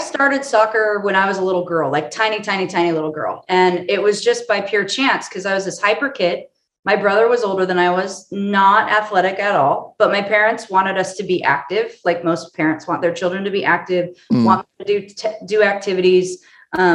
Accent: Orange County, California, United States; moved away as an adult; also born or lived in Colorado; I'm from Orange County, California

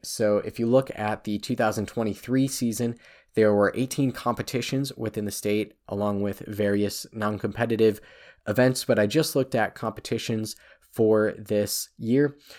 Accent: Northeast Wisconsin, United States; I'm from the Northeast

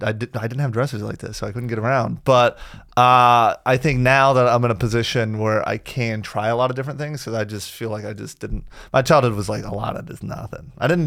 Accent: the South, United States; I'm from the South. I've heard it all my life.

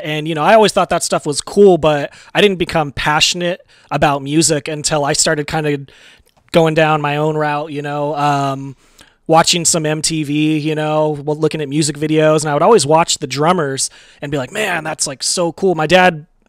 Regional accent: Modesto, California, United States; also born or lived in Oakland, California; I was born in Oakland, California. Moved to the Central Valley, Modesto

